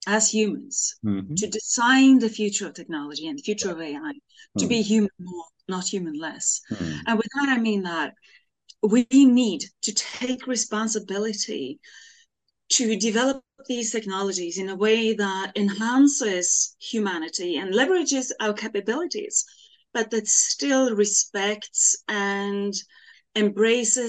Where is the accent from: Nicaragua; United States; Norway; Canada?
Norway; I grew up in the Norwegian countryside in a labor class family